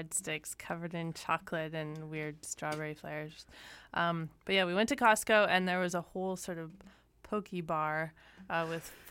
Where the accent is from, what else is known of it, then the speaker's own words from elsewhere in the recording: Winnipeg, Manitoba, Canada; I'm from Winnipeg